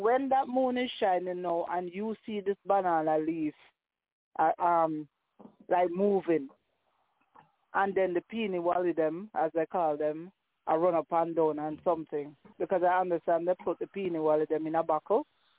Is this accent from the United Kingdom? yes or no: no; Jamaica; now in Canada; growing up in Jamaica